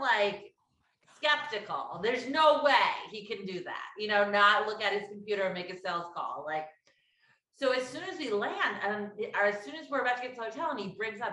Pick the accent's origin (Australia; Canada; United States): United States; Connecticut; also born or lived in New York City; I'm from Connecticut